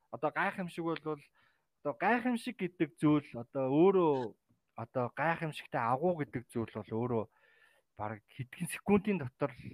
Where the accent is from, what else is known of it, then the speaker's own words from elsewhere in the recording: Mongolia; also born or lived in Taiwan; Би Монгол улсын иргэн те. Монгол улсад төрсэн газар их газрыг л мэднэ.